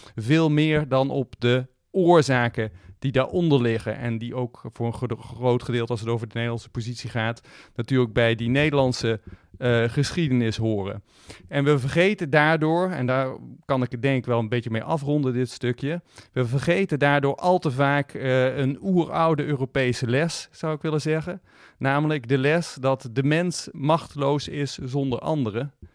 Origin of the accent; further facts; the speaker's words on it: Netherlands; wij stellen onszelf als Nederlanders graag